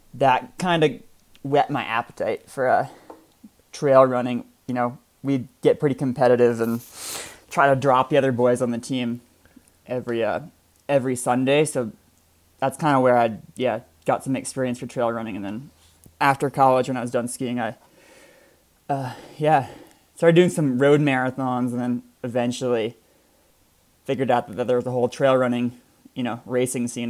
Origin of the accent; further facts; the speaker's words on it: Vermont, United States; also born or lived in New Hampshire; I I grew up in Vermont uh, as a Nordic skier